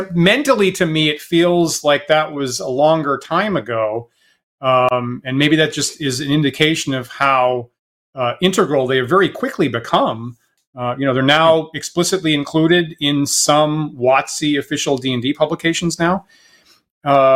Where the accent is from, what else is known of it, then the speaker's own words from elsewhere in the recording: Maine, United States; I'm in Maine